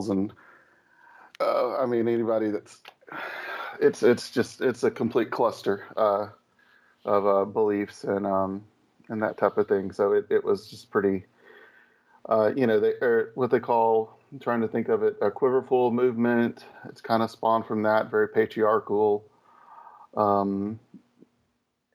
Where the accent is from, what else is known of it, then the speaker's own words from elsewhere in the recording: the South, United States; I grew up in the South, so it was pretty pretty hardcore